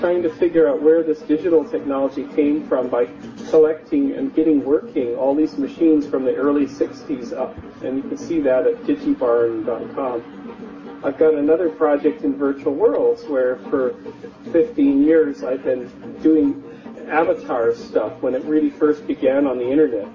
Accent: Canada; moved away as an adult; also born or lived in Northern California, United States; now in California, United States; I'm a Canadian raised in the mountains, the Rocky Mountains of Canada, and exported myself to the United States in the mid-80s

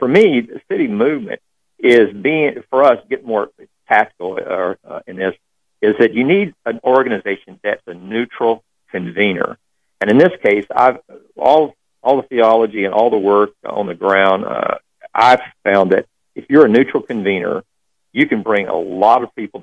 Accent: Texas, United States; now in Austin, United States; I grew up in Texas

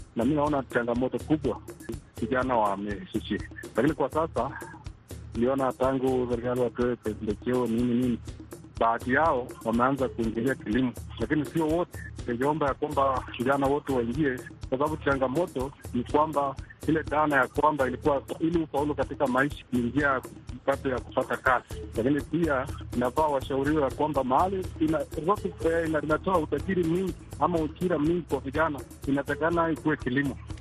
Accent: Eldoret, Uasin Gishu County, Kenya; natoka mji wa Eldoret

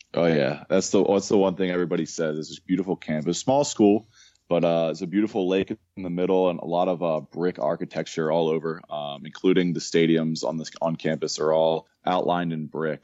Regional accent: Bucks County, Philadelphia suburbs, Pennsylvania, United States; moved away as an adult; also born or lived in Richmond, Virginia; I grew up in the Bucks County, a suburb of Philadelphia

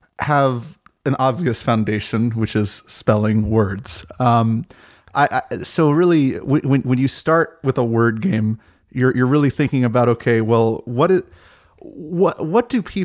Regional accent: Maryland, United States; now in Alexandria, United States; I'm from the DC metropolitan area. I live in Alexandria. I grew up in Maryland, and I ended up moving right across the bridge.

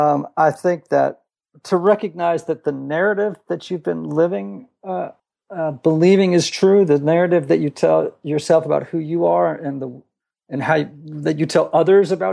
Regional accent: Greenwich, Connecticut, United States; now in Nashville, United States; I grew up in Greenwich, Connecticut, about 30 miles from New York City.

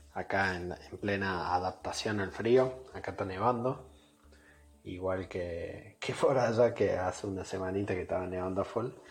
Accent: Córdoba, Argentina; moved away as an adult; now in Gothenburg, Sweden; soy un cordobés viviendo en Suecia, en Gotemburgo

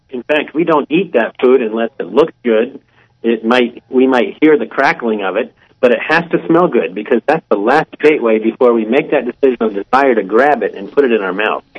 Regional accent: Columbus, Ohio, United States; I'm from Columbus, Ohio.

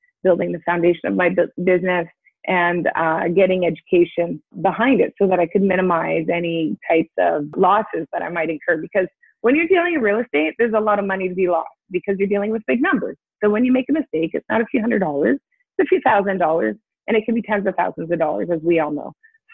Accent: East Coast, Canada; moved away; I'm from the East Coast originally.

